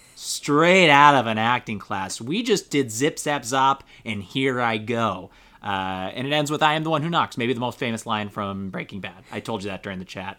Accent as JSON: {"language": "English", "country": "United States", "said": "I'm an American"}